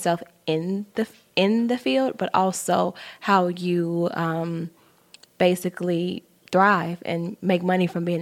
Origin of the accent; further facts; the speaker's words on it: Chicago, Illinois, United States; I'm from Chicago